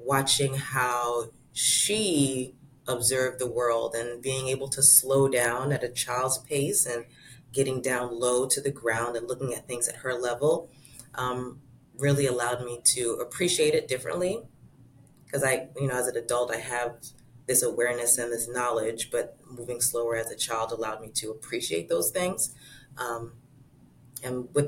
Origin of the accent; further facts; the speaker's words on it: Florida, United States; as a kid, growing up in Florida